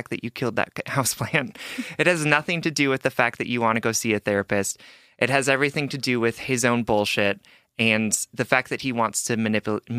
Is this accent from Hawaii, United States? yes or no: yes; Hawaii, United States; I'm Asian, I'm from Hawaii